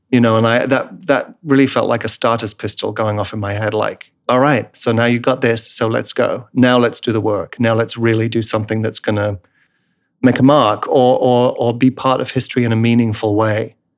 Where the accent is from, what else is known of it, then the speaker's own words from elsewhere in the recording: England, United Kingdom; moved away; I'm English in my roots, right, in my heritage